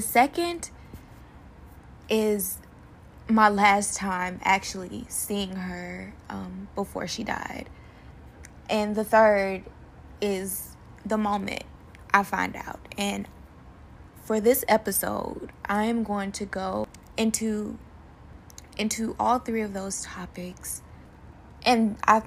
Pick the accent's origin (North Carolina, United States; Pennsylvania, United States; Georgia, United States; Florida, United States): Georgia, United States; Macon; now in Kansas City, United States; I am originally from Macon, Georgia